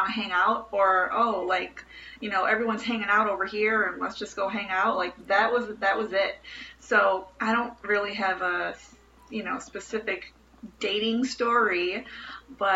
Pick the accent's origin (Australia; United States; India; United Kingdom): United States; Chicago, Illinois; I'm from Bridgeport in Chicago